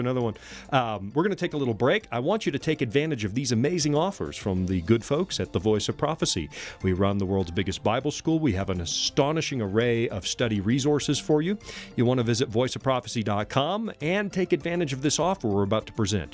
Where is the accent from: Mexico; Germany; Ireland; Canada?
Canada; accent: Canadian English; first language English; now in United States; my mother tongue is Canadian English